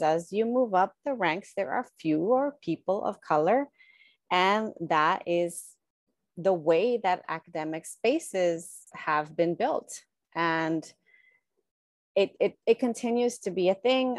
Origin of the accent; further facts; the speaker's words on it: United States; born and raised in the United States